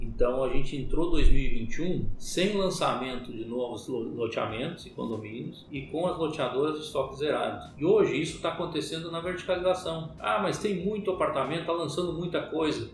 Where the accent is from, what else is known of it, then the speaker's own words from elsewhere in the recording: Paraná, Brazil; moved away as an adult; now in Sorriso, Brazil; eu sou paranaense é, de nascimento e sorrisense de coração